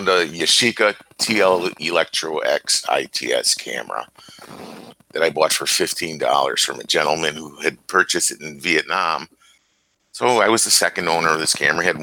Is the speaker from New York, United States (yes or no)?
no; Chicago, Illinois, United States; moved away; I'm a Chicagoan living in a small town right now